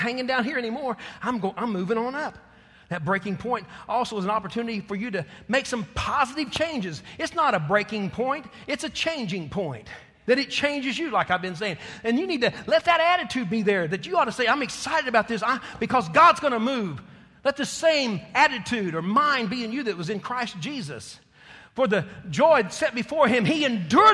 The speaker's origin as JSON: {"language": "English", "region": "Texas", "country": "United States", "said": "I'm a Texan"}